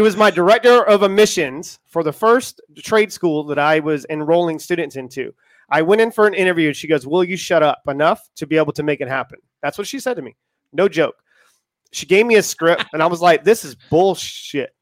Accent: Charleston, South Carolina, United States; moved away as an adult; I come from Charleston, South Carolina

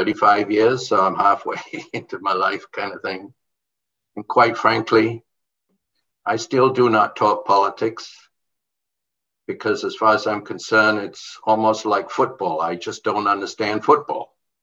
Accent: Jamaica; born there; also born or lived in England / Bahamas; I was born in Jamaica. I was schooled in the Caribbean, England and the Bahamas.

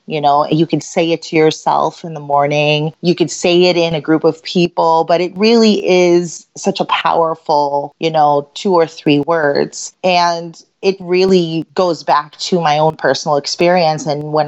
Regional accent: Philippines; now in Chicago, United States; I'm Filipina. I was actually born in the Philippines, and my family immigrated here during there was martial law and there was a little bit of a revolution in the Philippines in 1987 to 1989.

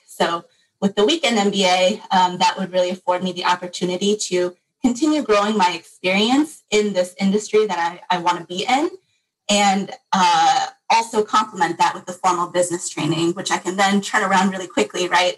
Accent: Michigan, United States; grew up in Michigan and am here for school as well

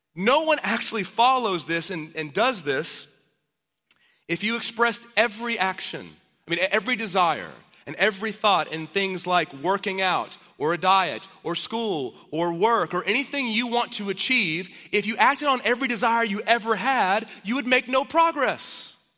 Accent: Dallas, Texas, United States; now in Austin, United States; I'm from Dallas

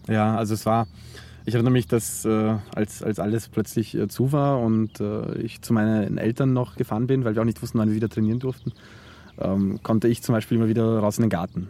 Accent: Zwettl, Lower Austria, Austria; now in Vienna, Austria; ich in Zwettl ähm, aufgewachsen bin und dann nach Wien gezogen bin

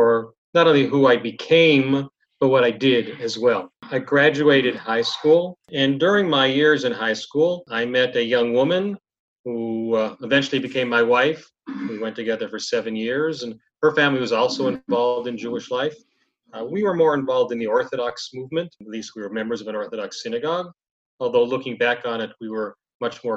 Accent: Toronto, Ontario, Canada; I was born in Toronto, Canada

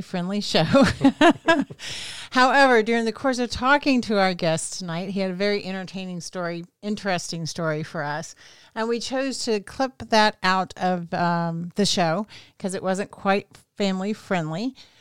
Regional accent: Southwest Arkansas, United States; I grew up in Southwest Arkansas in a really tiny little town

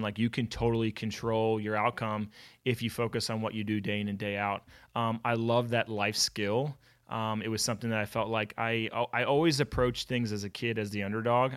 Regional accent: Philadelphia, Pennsylvania, United States; born and raised in Philadelphia

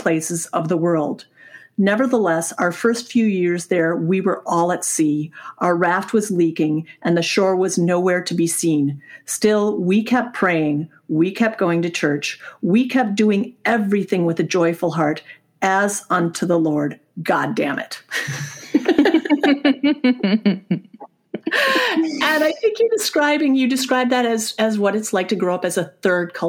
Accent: United States; moved away; also born or lived in Germany; that's the country I am from

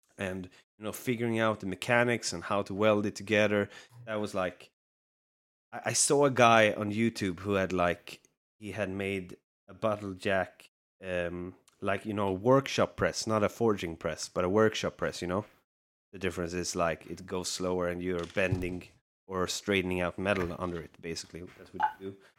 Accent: Sweden; Sweden, so you're very close to my home country

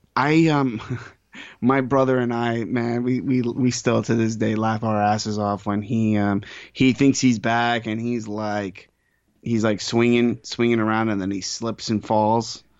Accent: New York, United States; as a New Yorker

